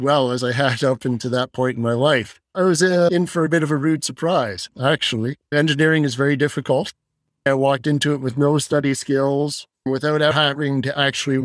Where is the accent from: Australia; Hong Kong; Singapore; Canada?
Canada; London, Ontario; moved away as an adult; also born or lived in Kingston, Ontario / Fort McMurray, Alberta; now in Calgary, Canada; I was born in London, Ontario. Went to high school there